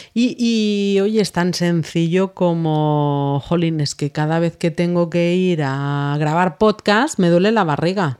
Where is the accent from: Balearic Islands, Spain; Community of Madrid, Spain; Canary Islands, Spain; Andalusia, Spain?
Balearic Islands, Spain; Menorca; De Menorca